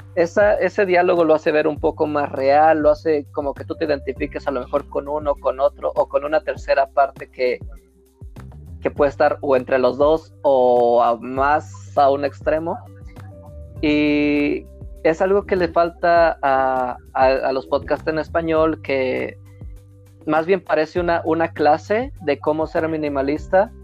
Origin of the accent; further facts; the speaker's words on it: Mexico; nosotros somos mexicanos